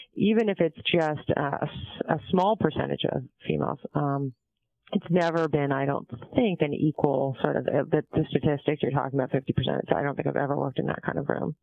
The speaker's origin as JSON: {"language": "English", "town": "San Diego", "region": "California", "country": "United States", "tie": "born or raised there", "also_born_or_lived": "Montreal, Canada / Vancouver, Canada", "said": "grew up in San Diego"}